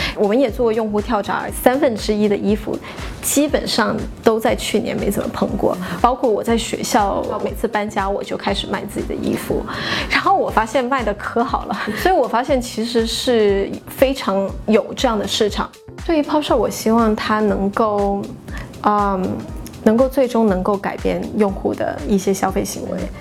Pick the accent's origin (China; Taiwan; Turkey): China; moved away; 当时只有我一个中国人